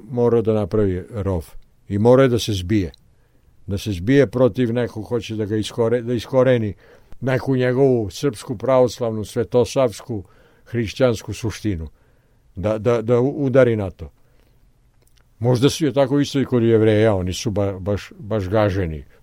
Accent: Serbia; mi smo Srbi pravoslavci. Mi smo pravoslavni

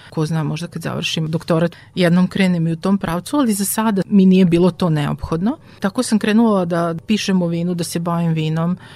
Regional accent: Sombor, Vojvodina, Serbia; ja imam vinski pedigre, a to je zato što sam rođena u Somboru

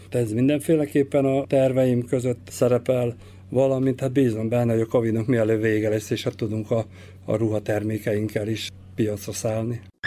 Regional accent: Bačka Topola, Vojvodina, Serbia; moved away; a szülővárosomat is, én felnőttem Topolyán

